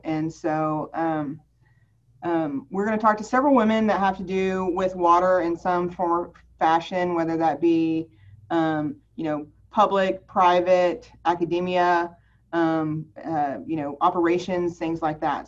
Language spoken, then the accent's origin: English; Lubbock, Texas, United States; also born or lived in Houston, Texas / Dallas, Texas / Austin, Texas; I grew up mostly in Lubbock. I was, I was born in Houston, but most of my uh, schooling was in Lubbock